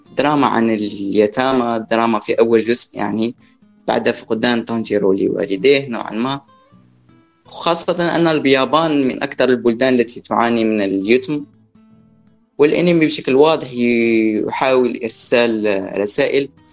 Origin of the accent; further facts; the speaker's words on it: Algeria; من الجزائر